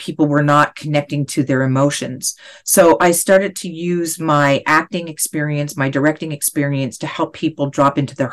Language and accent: English; Canada; now in Los Angeles, United States; being Canadian, I had a socialistic upbringing